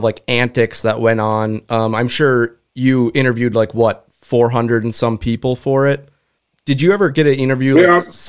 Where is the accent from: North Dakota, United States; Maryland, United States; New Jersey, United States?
North Dakota, United States; we're actually from North Dakota, where Phil Jackson's from.